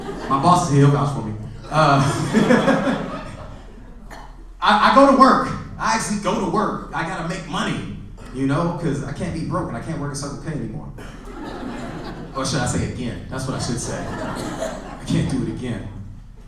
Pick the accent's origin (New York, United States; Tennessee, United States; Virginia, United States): New York, United States; I'm from New York